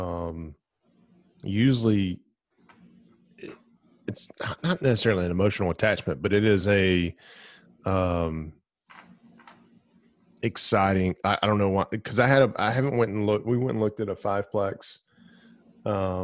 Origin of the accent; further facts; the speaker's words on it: Glencoe, Alabama, United States; I grew up in Glencoe, Alabama